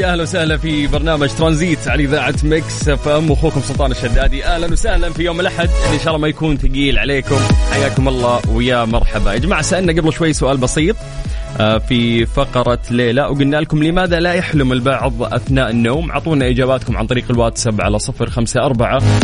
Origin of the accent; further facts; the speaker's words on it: Saudi Arabia; كلنا شفناها كسعوديين